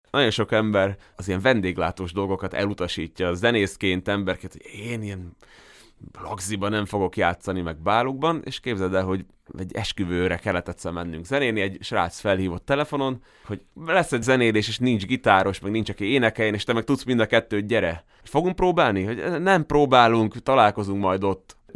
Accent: Veľký Meder, Trnava Region, Slovakia; also born or lived in Komárno; de hogy én már nagymegyerre születtem, engem már oda vittek haza.

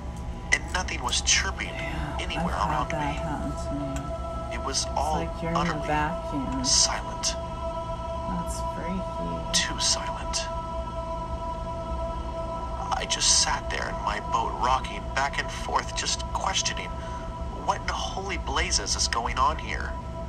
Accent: Dallas-Fort Worth, Texas, United States; now in Orange, United States; I grew up in the Dallas-Fort Worth area, which is, again, very green, but not really swampy like it is down here.

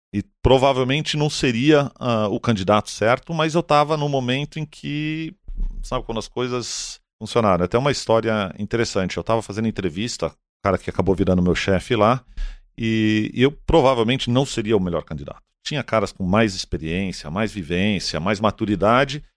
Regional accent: São Paulo, Brazil; Eu nasci aqui, eu estudei em São Paulo

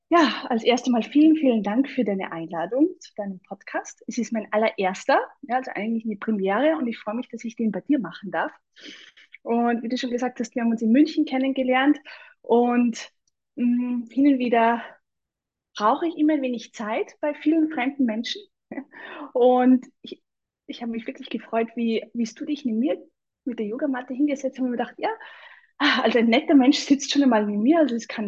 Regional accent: Salzburg, Austria; aber vielleicht hört man, dass ich aus Österreich bin, also aus Salzburg. Und also ich wohne in Salzburg, bin auch geboren und aufgewachsen in Salzburg und lebe eigentlich jetzt mitten am Land.

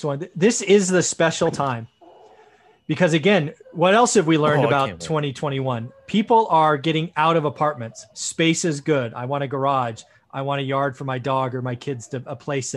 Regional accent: Sunnyvale, California, United States; also born or lived in Santa Clara; I grew up in Sunnyvale, lived in Santa Clara.

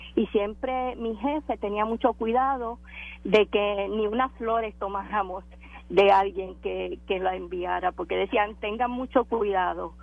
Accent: Puerto Rico; Yo soy de un pueblo cercano a Catania

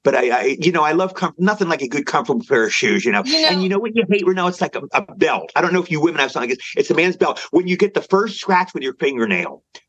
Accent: Cumberland, Maryland, United States; also born or lived in LaVale, Maryland; Cumberland, Maryland. Cumberland and LaVale, Maryland, a suburb of it.

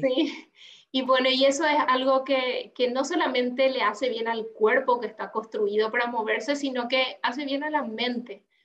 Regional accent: Paraguay; moved away as an adult; now in Uruguay; yo soy paraguaya, em, mm. Eh, y viví toda mi vida en Paraguay, pero desde hace un año estoy viviendo acá en Uruguay

